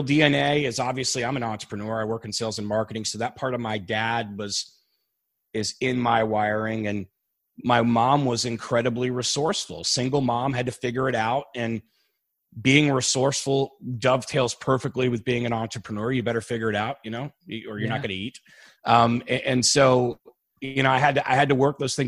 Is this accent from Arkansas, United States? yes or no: no; Annandale, Virginia, United States; Northern Virginia, in Annandale, Virginia, Fairfax County.